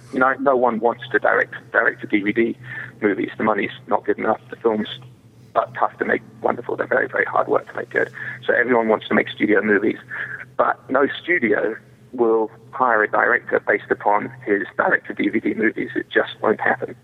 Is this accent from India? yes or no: no; England, United Kingdom; now in United States; I'm an English boy that played cowboys and came to America